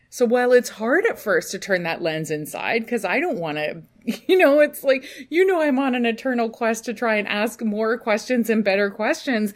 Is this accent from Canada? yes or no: no; United Kingdom; we're British